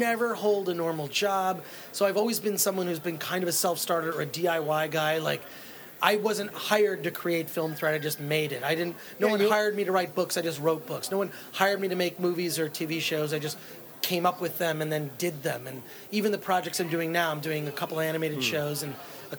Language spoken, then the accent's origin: English; Royal Oak, Michigan, United States; Royal Oak, Michigan, just outside of Detroit.